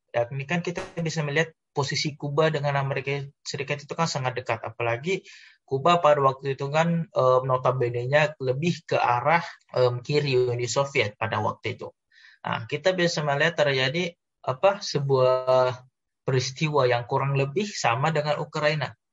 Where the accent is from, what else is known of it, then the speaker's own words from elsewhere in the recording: Indonesia; kita sebagai orang Indonesia